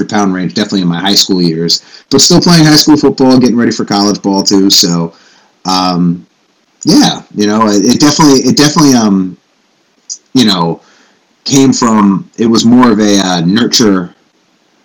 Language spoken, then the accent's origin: English; New York, United States; I grew up in New York